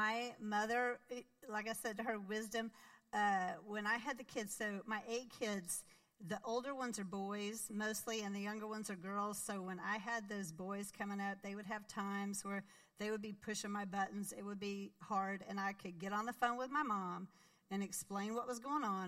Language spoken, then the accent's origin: English; Arkansas, United States; moved away as an adult; I grew up in Arkansas